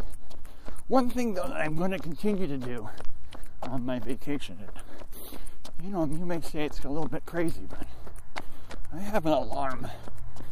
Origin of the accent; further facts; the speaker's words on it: United States; I'm an American